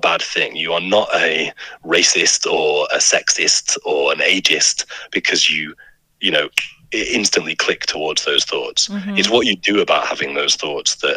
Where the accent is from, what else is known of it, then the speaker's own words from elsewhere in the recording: United Kingdom; I'm a white British man